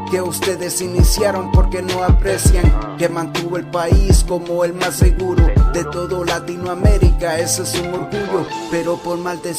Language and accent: Spanish; Nicaragua; now in United States